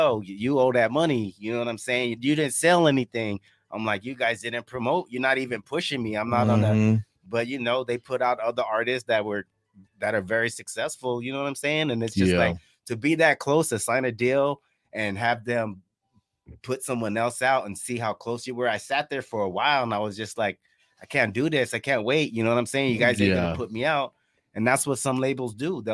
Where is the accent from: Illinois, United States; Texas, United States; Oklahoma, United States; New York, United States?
New York, United States; Amityville; moved away; also born or lived in Santa Ana, California / Oceanside, California; I'm originally from New York, you know what I'm saying? So, and from Amityville, New York